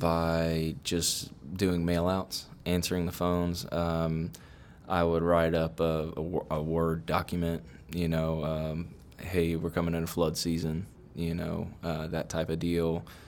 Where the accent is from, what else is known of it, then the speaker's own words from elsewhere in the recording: Sugar Land, Texas, United States; I've actually was born and raised in Sugarland.